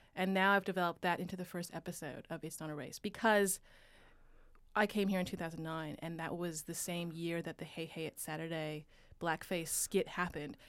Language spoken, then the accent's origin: English; Vancouver, British Columbia, Canada; moved away as an adult; also born or lived in United States; now in Australia; I grew up in Vancouver, right along the U S border.